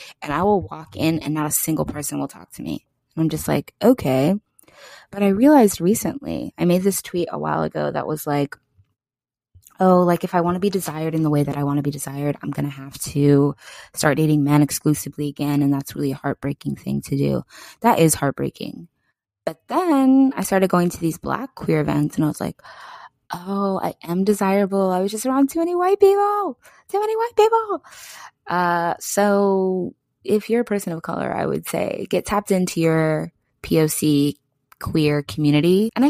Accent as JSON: {"language": "English", "region": "East Coast", "country": "United States", "said": "I mean, I'm loud, but that's because I have Leo Moon. And I'm just a loud, I'm from the East Coast."}